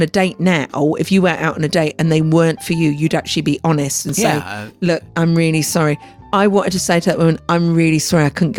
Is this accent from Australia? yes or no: no; United Kingdom; I was being so British.